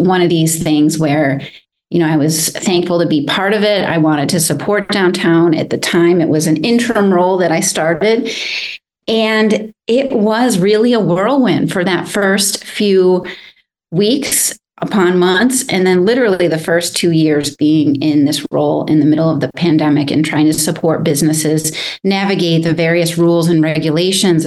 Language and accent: English; Jamestown, New York, United States; also born or lived in North Carolina / Ventura, California; now in Santa Barbara, United States; I'm originally from Jamestown, New York. So across the state from you, Neil, actually, is where I grew up